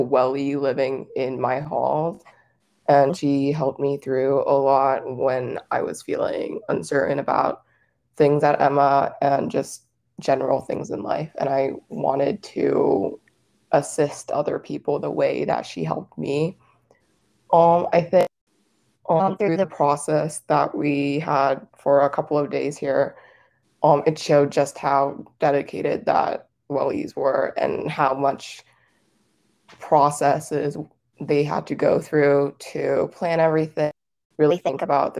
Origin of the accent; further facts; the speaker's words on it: South Korea; now in Saudi Arabia; I live in Saudi Arabia at the moment, but I'm from South Korea.